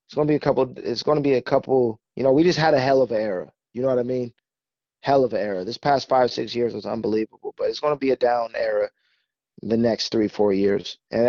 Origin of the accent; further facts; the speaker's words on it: Fresno, California, United States; moved away as an adult; now in Los Angeles, United States; We're too small, man. We're from Fresno. We ain't like that. We ain't like LA. When I moved to LA this past year